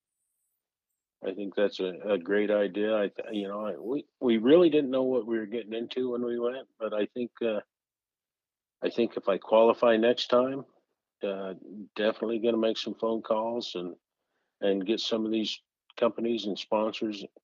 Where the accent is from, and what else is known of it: United States